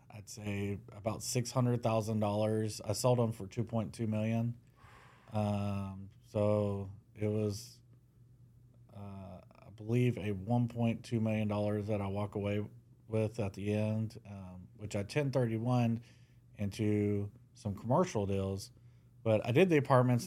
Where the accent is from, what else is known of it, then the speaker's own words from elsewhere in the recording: Mesquite, Texas, United States; I was born in Mesquite